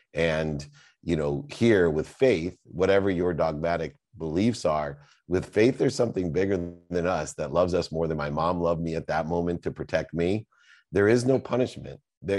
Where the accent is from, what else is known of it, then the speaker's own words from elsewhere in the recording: Bronx, New York, United States; I come from the Bronx and his family, and you know, and I've got a college education.